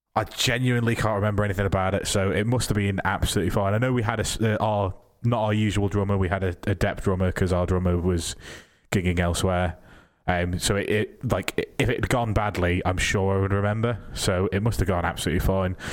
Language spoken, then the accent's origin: English; Isle of Man; I'm from the Isle of Man